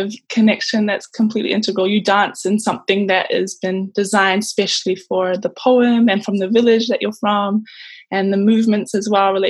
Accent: Tonga; moved away as an adult; now in Goodna, Australia; Growing up in Tonga was very different.

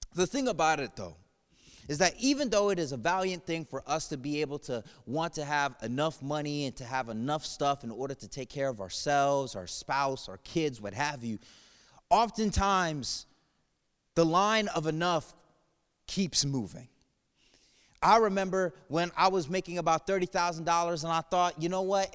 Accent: New England, United States; moved away; I'm from New England area, and when I turned sixteen, I got a job at the Basketball Hall of Fame

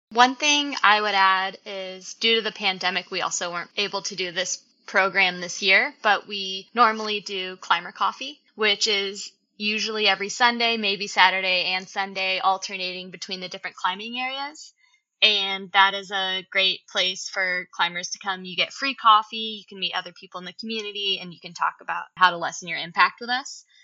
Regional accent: Colorado, United States; moved away as an adult; also born or lived in Yosemite, California; now in Bishop, United States; I actually grew up in Colorado, but shortly after college, I moved to Yosemite

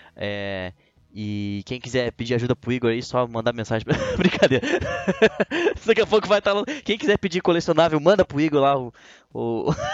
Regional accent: Brazil; como brasileiro

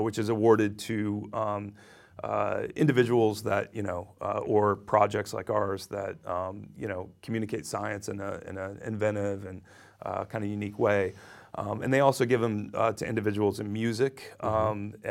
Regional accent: Ohio, United States; now in New York, United States; I was born in Ohio

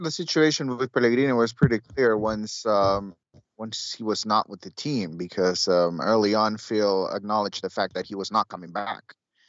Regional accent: Honduras; Growing up in Honduras, that's what we always order.

